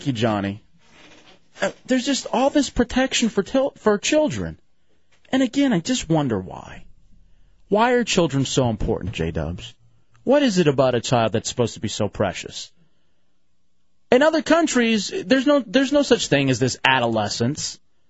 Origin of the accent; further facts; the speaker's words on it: Lubbock, Texas, United States; born there; No, I'm not. I was born in Lubbock, Texas.